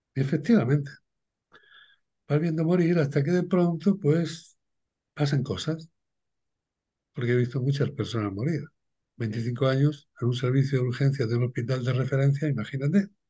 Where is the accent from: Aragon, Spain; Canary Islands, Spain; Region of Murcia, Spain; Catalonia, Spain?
Region of Murcia, Spain; Cartagena; Nací en un pueblo de pescadores, aquí en, el Levante, en sureste de España, en Cartagena